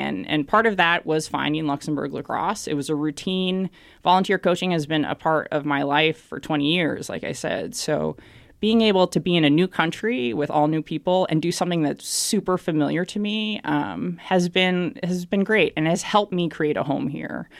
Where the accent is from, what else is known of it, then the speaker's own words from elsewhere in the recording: Boston, Massachusetts, United States; moved away as an adult; I'm from Boston, Massachusetts, in the United States. Uh, born and raised there, lived and worked my entire life there